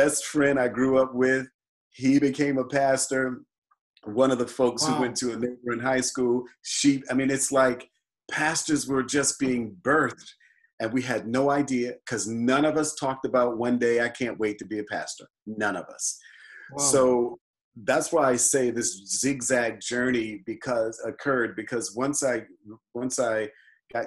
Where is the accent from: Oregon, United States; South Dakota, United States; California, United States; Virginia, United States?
Virginia, United States; moved away; a young person growing up in the Baptist faith in Virginia